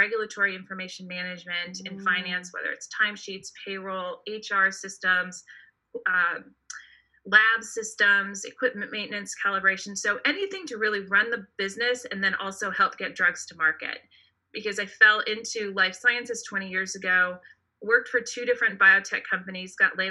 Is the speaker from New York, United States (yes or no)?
no; East Bay, San Francisco Bay Area, California, United States; now in Redwood City, United States; I was born in San Francisco, moved to the East Bay, and grew up in the East Bay.